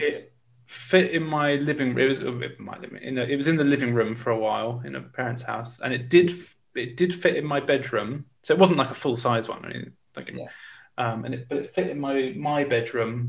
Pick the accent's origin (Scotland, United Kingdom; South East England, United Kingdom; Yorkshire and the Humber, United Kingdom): South East England, United Kingdom; Winchester; I'm from Winchester.